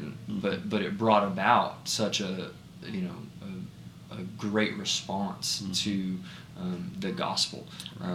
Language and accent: English; United States; as an American